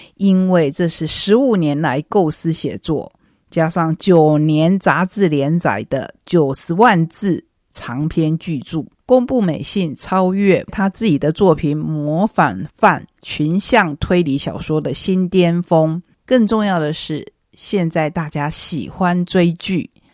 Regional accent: Taiwan; 属于我们台湾人的农历年

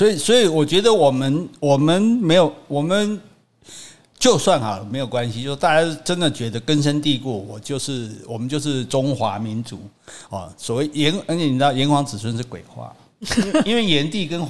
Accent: Taiwan; 我们是台湾人啊，我们是中华民国人都 OK，但是在种族上我们是华人，对，我们不是中国人

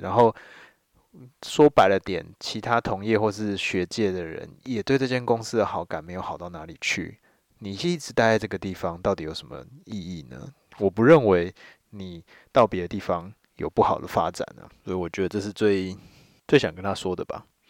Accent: Taiwan; 因为我是闽南人，哦，所以我这些东西一开始学习的时候都是台语

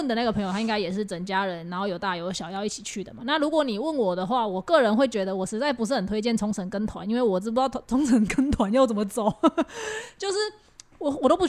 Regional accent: Taiwan; 大家觉得，哎、我们台湾人都没事

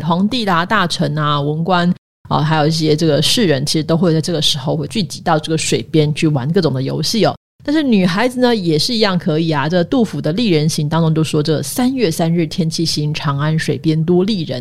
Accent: Pingtung County, Taiwan; 我记得我那时候我们在在小时候在这个屏东

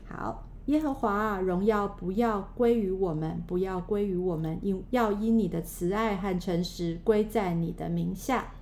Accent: Taiwan; 在我们在呃台湾

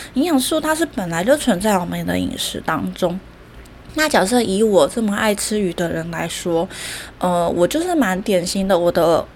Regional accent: Taiwan; 我们台湾人个性都比较急嘛

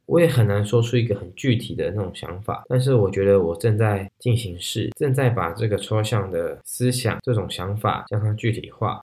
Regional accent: Taiwan; moved away as an adult; now in Germany; 尤其我是从台湾的体制所长大，一心把课业为重

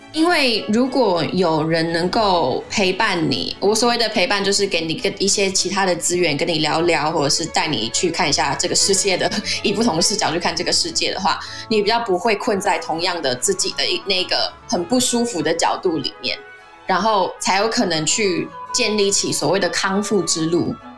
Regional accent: Taiwan; 我们台湾人的个性都比较热情、热心

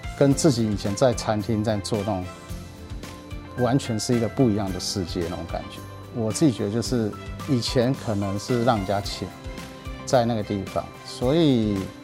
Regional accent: Taiwan; 其实我是台湾人

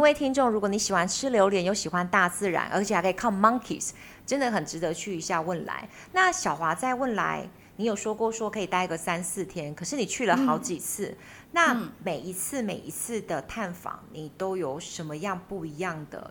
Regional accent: Taiwan; also born or lived in Finland; 我们台湾人要花十万、二十万去追极光

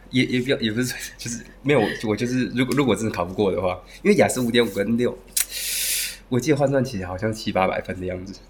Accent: Taiwan; moved away as an adult; now in Cebu, Philippines; 我来自台湾，然后现在二十四岁

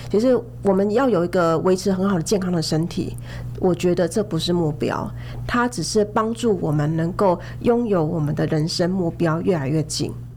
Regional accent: Taiwan; 只是对我们台湾人来说，它反而是一个负担

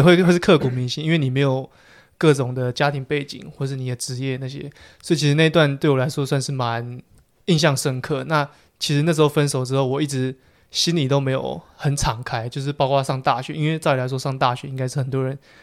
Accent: Taipei, Taiwan; also born or lived in Changhua; 我是台北人

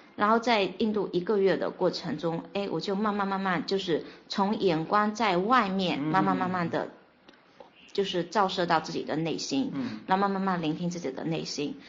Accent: Fuzhou, Fujian, China; 我来自福建福州

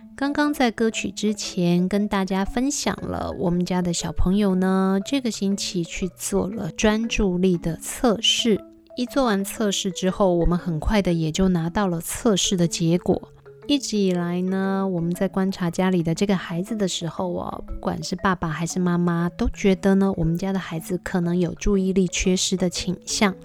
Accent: Taiwan; 我们台湾人

